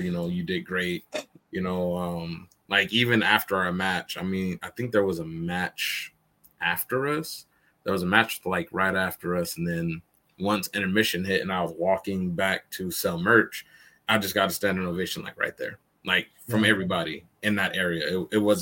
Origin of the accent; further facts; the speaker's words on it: Stockton, California, United States; also born or lived in Oakland, California; I grew up in Oakland, California, and then moved to Stockton. You know, I lived with my grandparents for most of my life